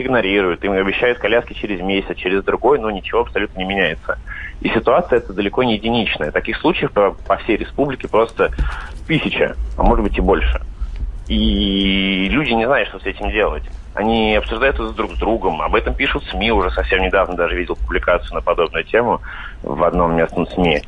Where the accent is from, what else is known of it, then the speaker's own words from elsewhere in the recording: Vladimir, Vladimir Oblast, Russia; Я сам вообще из Владимира